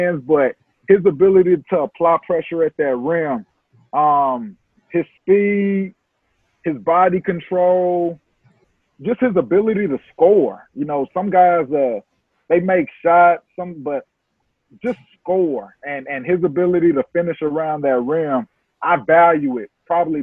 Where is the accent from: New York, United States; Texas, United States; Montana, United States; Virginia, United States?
Texas, United States; I'm from Texas